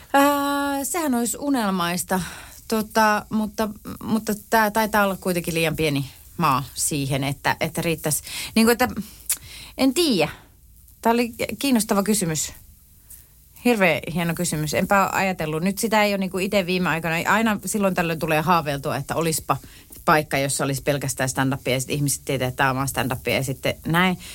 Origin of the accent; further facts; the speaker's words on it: Tampere, Pirkanmaa, Finland; olen tamperelainen